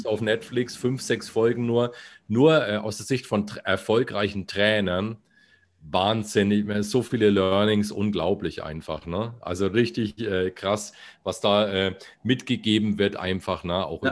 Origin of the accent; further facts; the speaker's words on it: Bamberg, Bavaria, Germany; accent: Franconian R; now in Bayreuth, Germany; weil das meine Heimatstadt